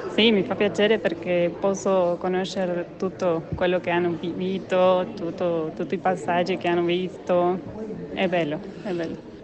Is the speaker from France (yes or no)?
no; Entre Ríos, Argentina; Italian is a second language; now in Tucumán, Argentina; in questo momento vivo in Tucumán, ma sono originaria da Entre Rios